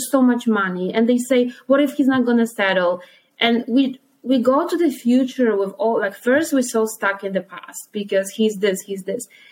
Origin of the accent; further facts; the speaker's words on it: Poland; moved away; I am from Poland.